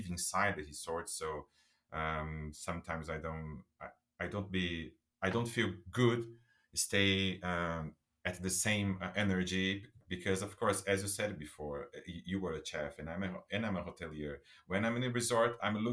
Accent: São Caetano do Sul, São Paulo, Brazil; I start as a bellboy in a hotel in my city, in my hometown, my city, in São Caetano do Sul

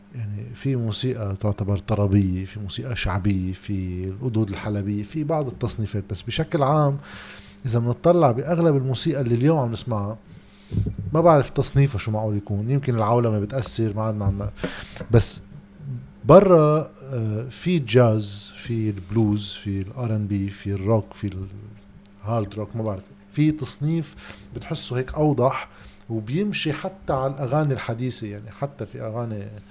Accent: Lebanon; عندنا بلبنان

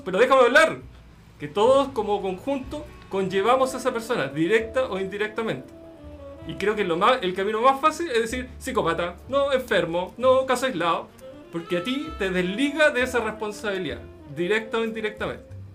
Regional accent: Chile; como chilenos

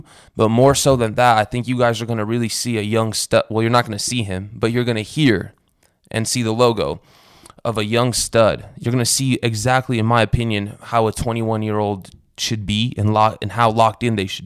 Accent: Romania; moved away; I'm from Romania where the gypsies are from

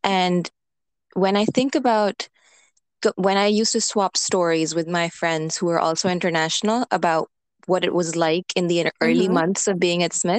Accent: Karachi, Sindh, Pakistan; born or raised there; moved away as an adult; also born or lived in Lahore, Pakistan / Punjab, Pakistan; now in Washington D.C., United States

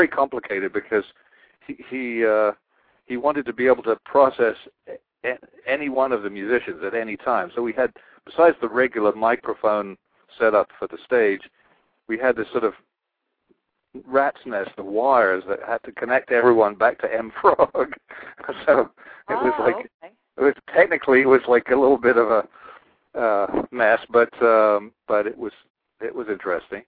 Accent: England, United Kingdom; moved away as an adult; now in United States; I'm from England

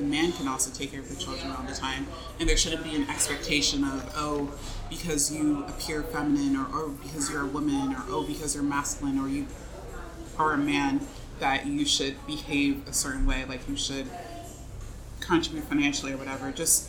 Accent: United States; I get to be born in the U.S.

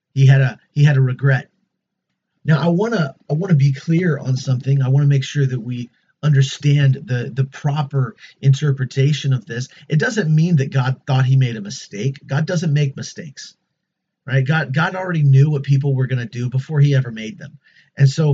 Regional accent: United States; As an American

